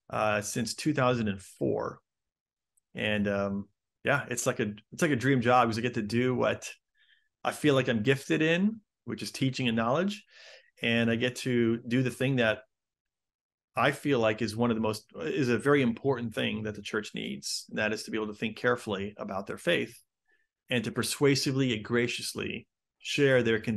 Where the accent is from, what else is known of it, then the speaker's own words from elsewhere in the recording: Chicago, Illinois, United States; also born or lived in Denver / London / Los Angeles; now in San Diego, United States; And so I was born in Chicago, lived there for a number of years, and then have moved a ton since then. Lived in Chicago, Denver, London, L.A., and now I live in San Diego.